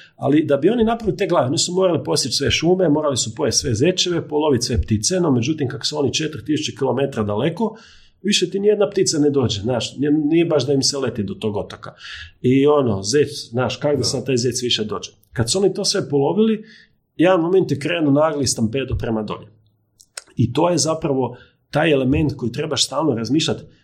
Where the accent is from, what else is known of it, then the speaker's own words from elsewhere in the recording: Križevci, Koprivnica-Križevci County, Croatia; ja sam iz Križevaca